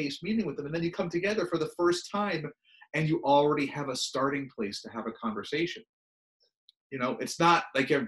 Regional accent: Connecticut, United States; also born or lived in Pennsylvania / Oregon / New Mexico / Georgia; now in Maine, United States; I'm not from Maine. I did not grow up here. Uh, I moved here. My wife and I moved here in 2004. We lived in Oregon and New Mexico and Georgia and North Carolina before then. I'm from Connecticut and went to school in Pennsylvania.

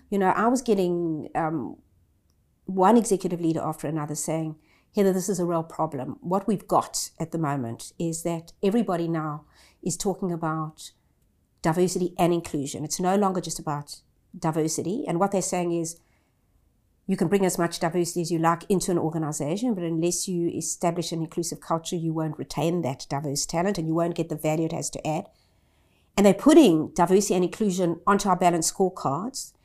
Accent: South Africa; moved away as an adult; now in Australia; I grew up in South Africa as a privileged white.

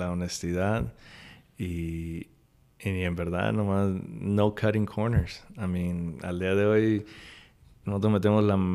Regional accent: Córdoba, Veracruz, Mexico; O sea, en, en México nosotros somos de Córdoba, del puerto, y, y somos mucho de pues cosas criolas.

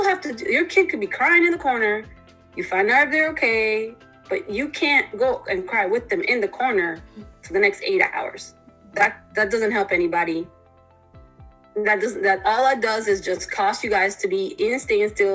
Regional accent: Panama; moved away; I come from another country. I come from Panama originally.

